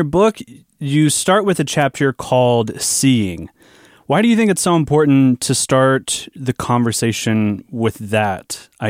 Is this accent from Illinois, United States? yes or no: yes; Southern Illinois, United States; born or raised there; moved away